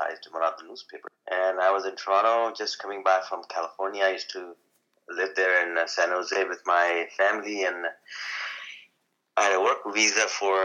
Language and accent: English; India; now in Canada; I'm Indian